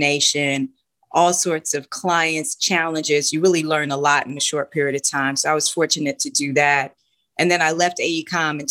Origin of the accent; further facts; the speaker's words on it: New York City, New York, United States; moved away; I'm originally from New York, Queens, New York